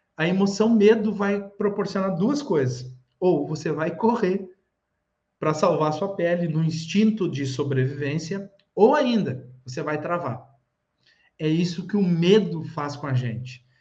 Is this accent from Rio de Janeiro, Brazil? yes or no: no; Rio Grande do Sul, Brazil; eu sou do Rio Grande do Sul